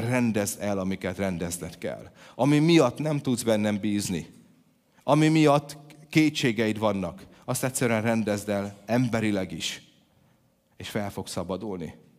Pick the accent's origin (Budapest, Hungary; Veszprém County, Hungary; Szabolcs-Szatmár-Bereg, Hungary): Szabolcs-Szatmár-Bereg, Hungary; by the Tisza and Krasna rivers; moved away; ahogy én felnőttem, ugye a, a kertünkbe folyt a Tisza, meg a Kraszna